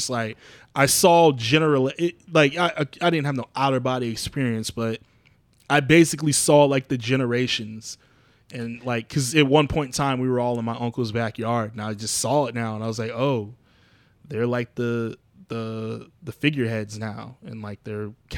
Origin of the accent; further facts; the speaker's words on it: Abilene, Texas, United States; I had this idea of my hometown, my mom's hometown, Abilene, Texas. So that's where we have our reunions and stuff.